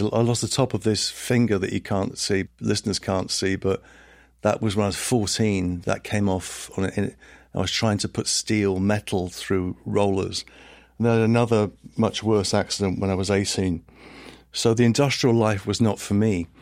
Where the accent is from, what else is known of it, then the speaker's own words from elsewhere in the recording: Letchworth Garden City, East of England, United Kingdom; also born or lived in Liverpool / Brooklyn, New York; now in New York, United States; I grew up in a town called Letchworth Garden City, which is, uh, about thirty miles north of London